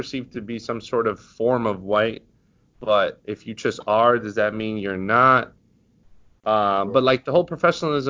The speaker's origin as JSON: {"language": "English", "area": "Westchester", "region": "New York", "country": "United States", "lives_now": "Harlem, United States", "said": "I'm from Westchester, but I live in Harlem"}